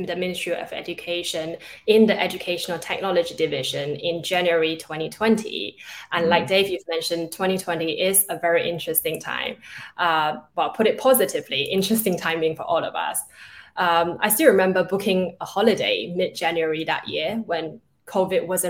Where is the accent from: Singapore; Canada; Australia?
Singapore; also born or lived in China / London, United Kingdom / Netherlands; So I was born in China. I was then raised in Singapore, and then I went to university in London.